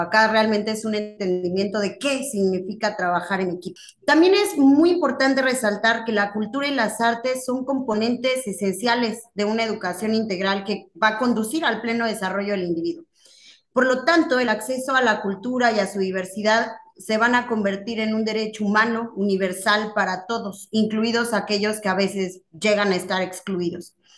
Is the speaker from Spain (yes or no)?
no; Mexico; tenemos como sociedad mexicana